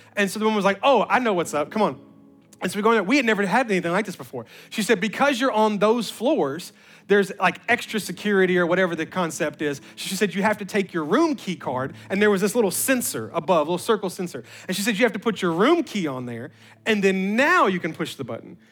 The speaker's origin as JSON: {"language": "English", "town": "Memphis", "region": "Tennessee", "country": "United States", "said": "we're from Memphis"}